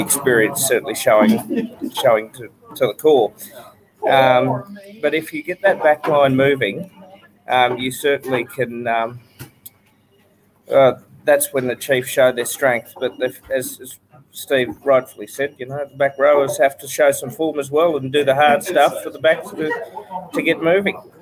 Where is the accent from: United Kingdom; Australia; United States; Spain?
Australia; I'm the Aussie